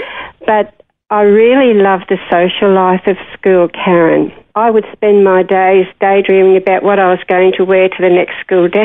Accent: Sydney, New South Wales, Australia; now in Sunshine Coast, Australia; growing up in Parramatta in those days was pretty good.

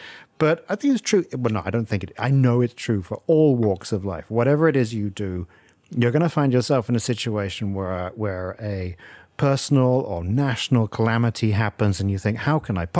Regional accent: England, United Kingdom; moved away; my mother's British and I grew up in England

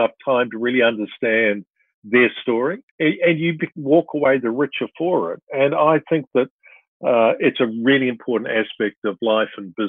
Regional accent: New Zealand; also born or lived in Perth, Australia / Sydney, Australia / Brisbane, Australia; I was born in Perth. Father worked for AMP, you know, a company of the news at the moment. And then we lived in Sydney, Brisbane. You know, they went back to New Zealand and I, you know, went to school there in Nelson and Otago

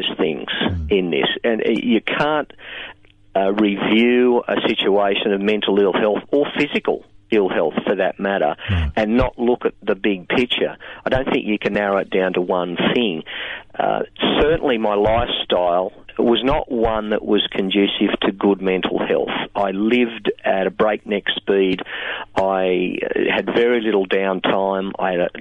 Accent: Singleton, New South Wales, Australia; moved away as an adult; also born or lived in Newcastle; I grew up in the Hunter Valley in a town called Singleton.

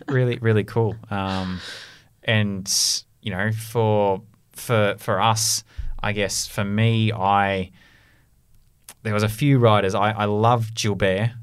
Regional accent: Australia; moved away; my, my home country of Australia

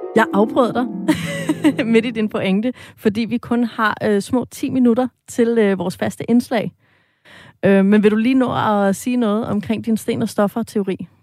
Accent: Sorø, Zealand, Denmark; jeg selv er fra øh, Sorø, øh, som jo ligger lige mellem øh, altså Ringsted og Slagelse og Næstved. Altså de her, den her gode vestjyllandske muld, jeg er vokset op i.

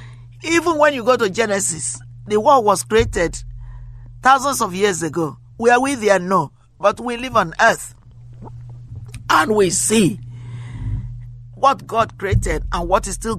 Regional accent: Nigeria; now in United States; I come from Africa. I come from Nigeria. I live in America now. I haven't been to my country in a long time, but I like to go because my roots are there.

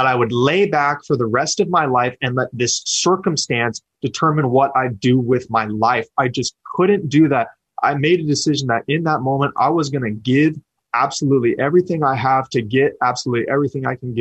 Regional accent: Sacramento, California, United States; born and raised in Sacramento

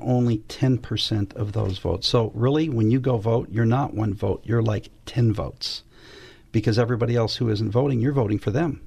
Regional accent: West Covina, California, United States; also born or lived in Los Angeles, California; my parents took me home to a place called West Covina, California. But back when I grew up, it, there wasn't much there.

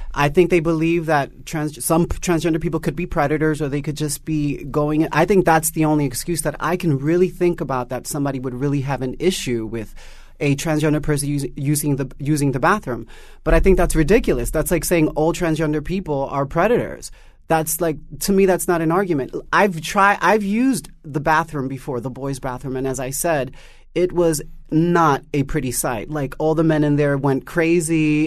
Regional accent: New York City, New York, United States; my experience growing up in Harlem, was very, very harsh

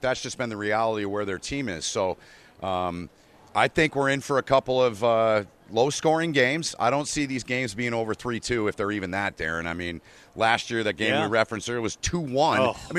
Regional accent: Lansing, Michigan, United States; I grew up in Lansing, Michigan. I was a Magic Johnson fan.

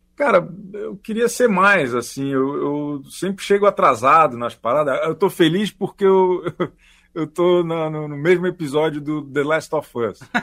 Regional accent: Florianópolis, Santa Catarina, Brazil; moved away as an adult; now in São Paulo, Brazil; Eu sou de Florianópolis, eu moro aqui há 15 anos.

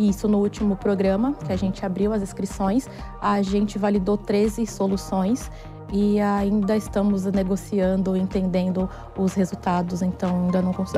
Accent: interior of São Paulo state, Brazil; moved away as an adult; now in São Paulo, Brazil; sou do interior do estado de São Paulo, moro aqui em São Paulo há 13 anos

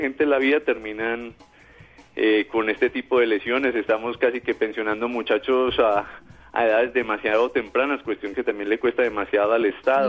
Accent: Colombia

